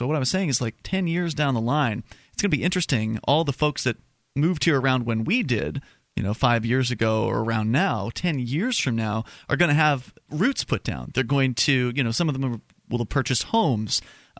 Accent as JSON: {"language": "English", "region": "Florida", "country": "United States", "lives_now": "New Hampshire, United States", "said": "… and I came from Florida. We're yep. here in New Hampshire because of the Free State Project."}